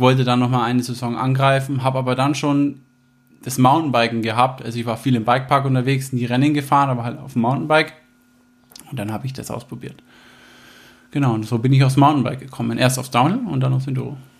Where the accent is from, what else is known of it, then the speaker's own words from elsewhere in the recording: Herzogenaurach, Bavaria, Germany; Bin da groß geworden in der Stadt